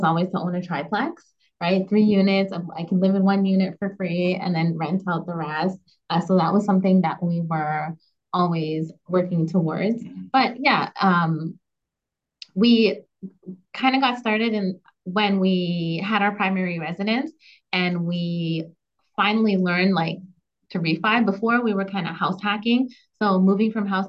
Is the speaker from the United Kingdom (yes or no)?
no; Canada; as a Canadian